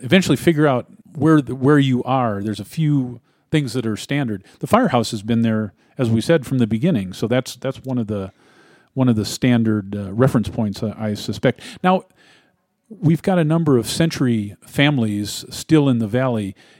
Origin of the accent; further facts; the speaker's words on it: Missouri, United States; also born or lived in Ferguson, Missouri; now in Colorado, United States; We're both from, uh, Missouri. I was born in Missouri, as were you